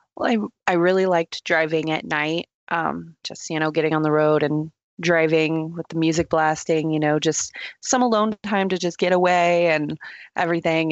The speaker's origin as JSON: {"language": "English", "region": "Texas", "country": "United States", "moved": "yes", "lives_now": "Colorado, United States", "said": "I'm originally from Texas, little small town in Texas"}